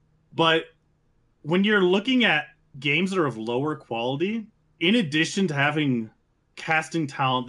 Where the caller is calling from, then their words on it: New Mexico, United States; Most recently of New Mexico.